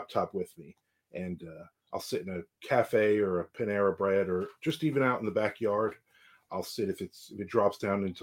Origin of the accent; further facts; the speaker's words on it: New Jersey, United States; moved away as an adult; now in Jacksonville, Florida, United States; I was born and raised in New Jersey. I came down here in 2001